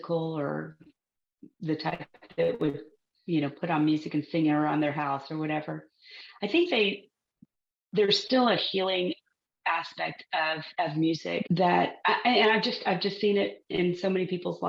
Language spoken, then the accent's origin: English; Texas, United States; growing up in Texas